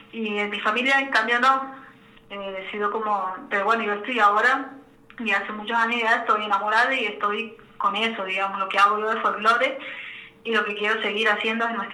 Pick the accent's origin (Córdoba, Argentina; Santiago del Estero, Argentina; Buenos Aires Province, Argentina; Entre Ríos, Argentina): Santiago del Estero, Argentina; yo soy de Santiago del Estero